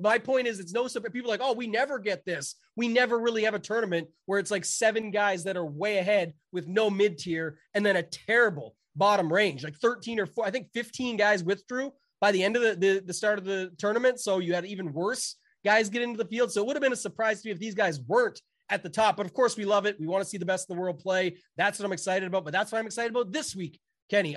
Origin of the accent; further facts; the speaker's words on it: Canada; I'm Canadian